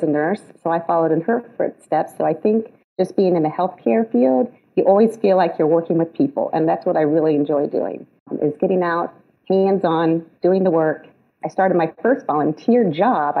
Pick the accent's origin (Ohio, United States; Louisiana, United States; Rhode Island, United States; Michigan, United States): Ohio, United States; moved away as an adult; also born or lived in Florida; now in Lebanon, Tennessee, United States; I'm originally from Ohio